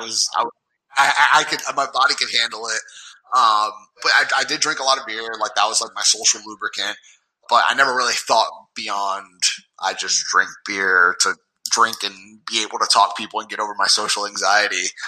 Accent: New York, United States; I'm from New York

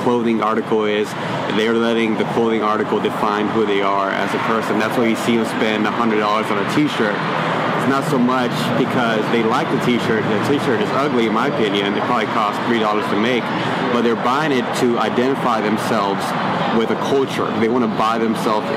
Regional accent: San Antonio, Texas, United States; moved away as an adult; also born or lived in Minnesota; now in Austin, United States; I was in San Antonio, born and raised there.

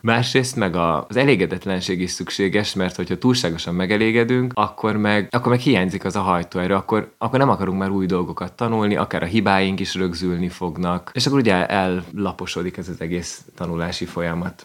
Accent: Hungary; first language Hungarian; én, mint magyar

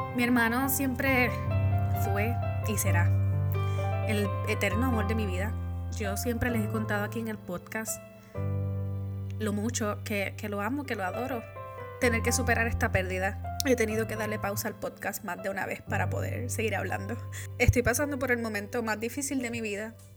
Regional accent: Puerto Rico; moved away; Yo soy la boricua fuera de la isla

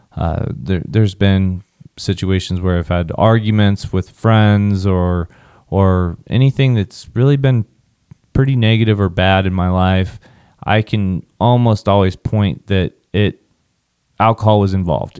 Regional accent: Southwest Kansas, United States; growing up in Southwest Kansas, field parties, drinking, weekends

